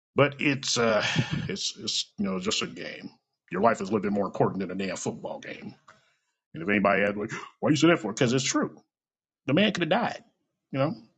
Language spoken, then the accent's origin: English; Kansas City, Missouri, United States; I was born and raised in this bitch. Okay, I was born in Truman Hospital, which is like about maybe five or ten miles down the road from me